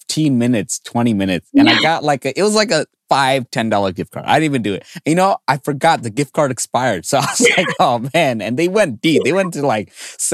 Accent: New York City, New York, United States; I grew up in New York City

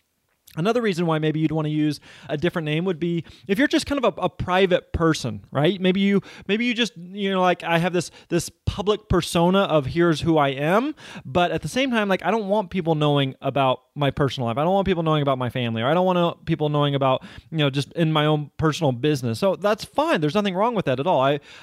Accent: Springfield, Missouri, United States; I grew up in Springfield, Missouri, and there the major university in town is Missouri State University.

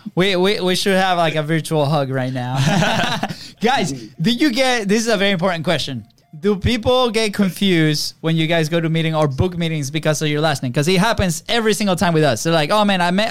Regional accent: Venezuela; now in United States; we're from Venezuela, right? So we're you know same thing, South America, third world country

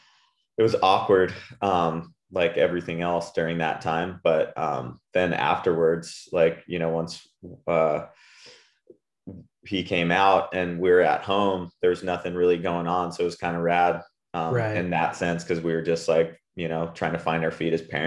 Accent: Puerto Rico; Like I grew up in Puerto Rico and my wife's Australian and we were living in California for the last 5 years.

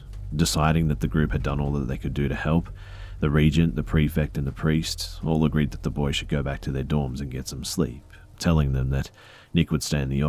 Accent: Alberta, Canada; I'm from Canada, Alberta, and that's all I can really say is I have to keep things as private as possible.

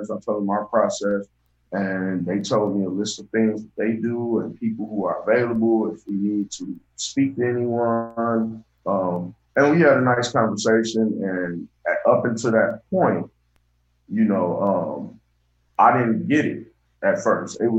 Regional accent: Saginaw, Michigan, United States; So I um I, I, I grew

